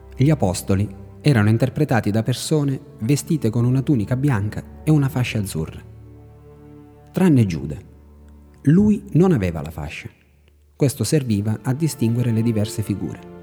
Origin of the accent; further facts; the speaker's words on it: Raddusa, Sicily, Italy; moved away; mio paesino, Raddusa, nell'entroterra siciliana